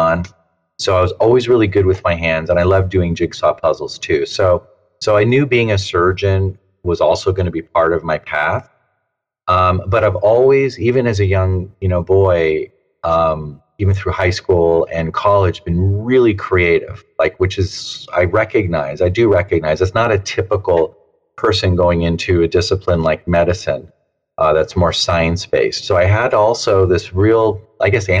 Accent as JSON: {"language": "English", "town": "Santa Monica", "region": "California", "country": "United States", "tie": "born or raised there", "said": "I grew up there in Southern California, Santa Monica"}